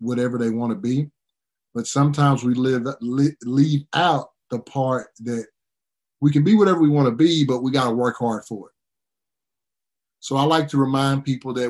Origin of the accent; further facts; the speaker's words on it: East Texas, United States; I grew up in East Texas